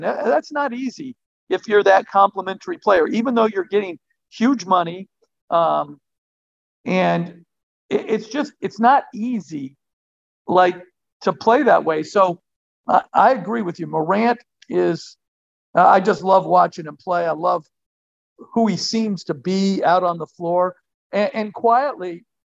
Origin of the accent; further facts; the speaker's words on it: Martinez, California, United States; We grew up on the West Coast, right right outside of Oakland, and uh, in in Martinez, uh, California.